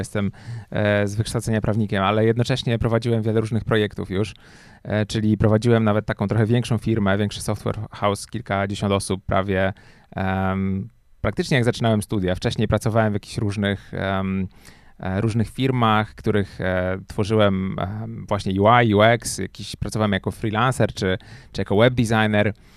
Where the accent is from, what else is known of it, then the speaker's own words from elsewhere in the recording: Łódź, Łódź Voivodeship, Poland; moved away as an adult; also born or lived in Warsaw; ja jak przyjechałem do Warszawy, bo jestem z Łodzi, przyjechałem do Warszawy na studia